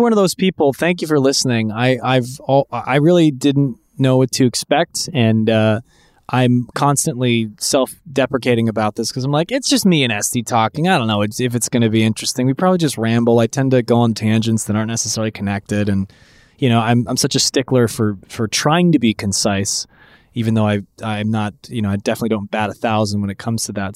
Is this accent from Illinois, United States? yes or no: no; San Francisco, California, United States; I grew up in San Francisco